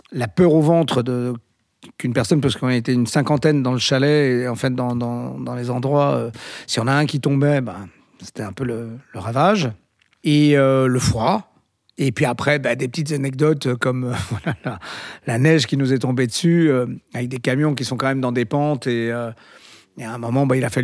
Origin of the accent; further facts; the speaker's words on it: Galicia, Spain; D'ailleurs, c'est un film que j'aurais adoré faire parce que ça s'est tourné chez moi en Galice et tout ça